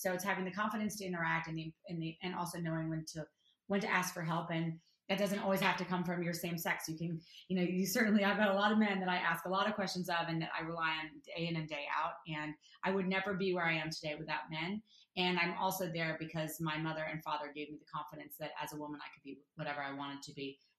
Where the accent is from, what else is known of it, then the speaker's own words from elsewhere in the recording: New York City, New York, United States; now in Los Angeles, United States; I'm a diehard New Yorker. I grew up in New York City.